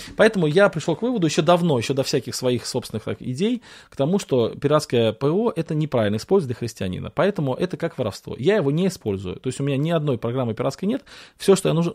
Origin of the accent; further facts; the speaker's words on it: Russia; мы в России выросли, в Советском Союзе